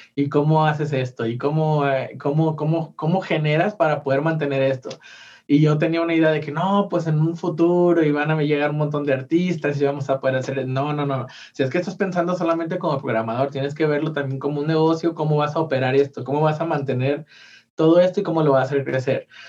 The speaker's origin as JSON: {"language": "Spanish", "town": "Mazatlán", "region": "Sinaloa", "country": "Mexico", "moved": "yes", "lives_now": "Guadalajara, Mexico", "said": "yo soy de Mazatlán"}